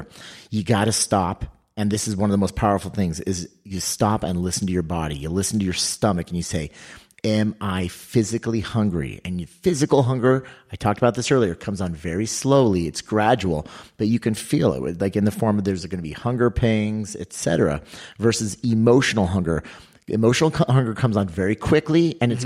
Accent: California, United States; I grew up in California

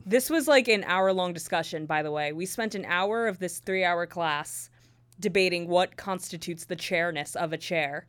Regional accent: near New Brunswick, New Jersey, United States; also born or lived in Purchase, New York; ten minutes away from where I grew up

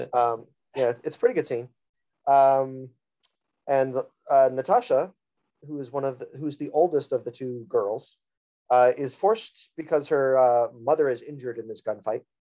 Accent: South Florida, United States; I am from South Florida

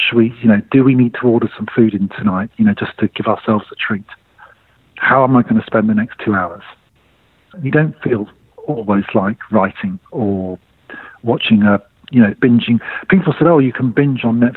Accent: United Kingdom; now in Singapore

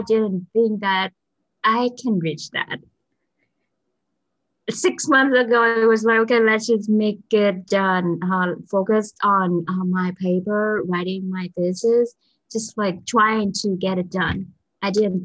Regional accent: Vietnam; English is a second language; moved away as an adult; so I'm from Vietnam

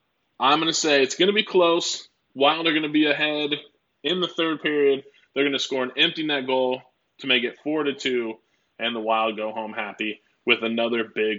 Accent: Oregon, United States; also born or lived in Minnesota; now in Houston, United States; I was a pop guy because I'm from Oregon. Then I moved to Minnesota where everyone calls it soda. And, you know, then I kind of live in the South

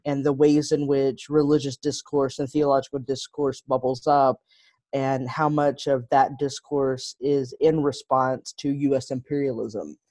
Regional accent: Texas, United States; moved away as an adult; also born or lived in Chicago; I grew up in Texas

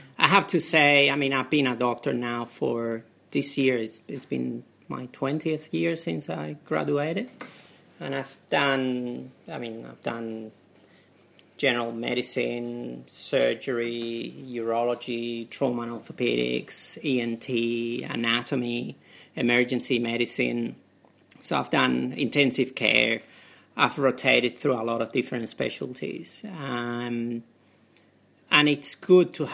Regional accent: Spain; English is a second language; moved away as an adult; also born or lived in United Kingdom; now in Australia; I'm originally from Spain and I came to Australia in 99. I graduated in Spain in my medical school at the University of Seville

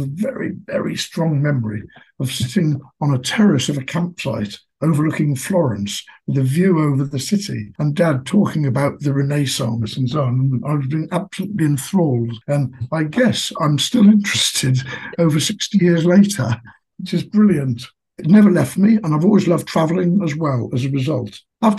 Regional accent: Oxford, South East England, United Kingdom; also born or lived in Stoke-on-Trent; I was born in Stoke-on-Trent, but my family moved to Oxford when I was very, very young. So we left behind 200 years of coal mining involvement, in fact. I was educated, went to school in Oxford through primary and secondary schools

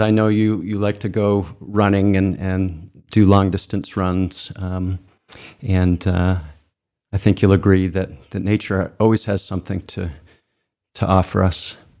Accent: Cape Elizabeth, Maine, United States; I was born in Maine and, and, and, and grew up um, not far from where the studio is, uh, in, in Cape Elizabeth.

